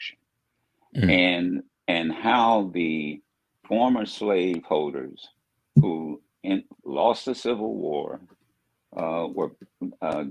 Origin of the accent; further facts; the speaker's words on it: Dayton, Ohio, United States; my hometown of Dayton, where I grew up